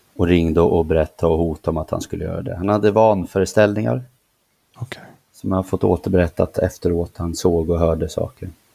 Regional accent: Nyköping, Södermanland, Sweden; jag trivdes inte hemma i Nyköping, hemma hos mamma

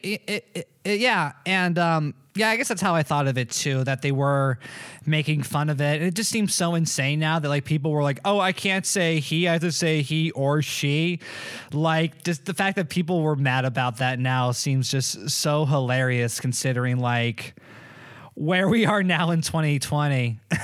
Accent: Malibu, California, United States; also born or lived in Florida; I was born in Malibu

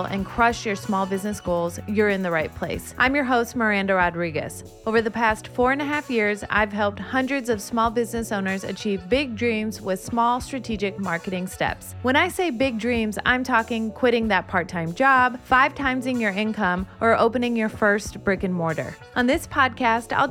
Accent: Aurora, Illinois, United States; we live just a few blocks from each other in Aurora, Illinois

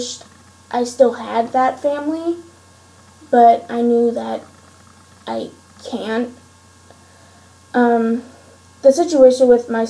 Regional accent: Steelton, Pennsylvania, United States; I was raised in Steelton, Pennsylvania, with my stepfather and his stepkids

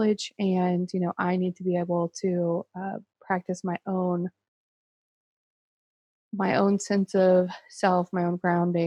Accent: Baton Rouge, Louisiana, United States; also born or lived in Chicago; now in Lafayette, United States; I'm originally from Baton Rouge

